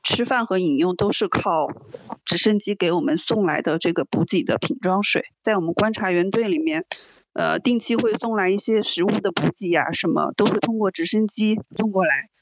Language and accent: Chinese; China; 我来自中国